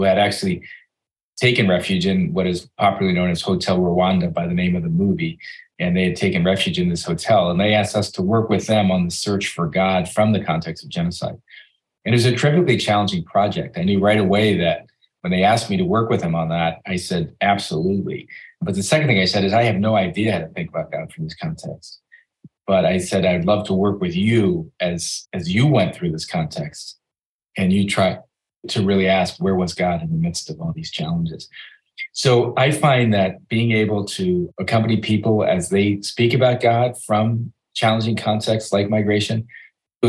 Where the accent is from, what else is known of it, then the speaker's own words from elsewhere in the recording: United States; as an American